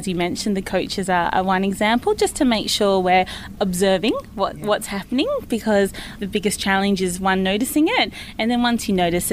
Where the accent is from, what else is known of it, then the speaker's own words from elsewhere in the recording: Canberra, Australian Capital Territory, Australia; I'm from Canberra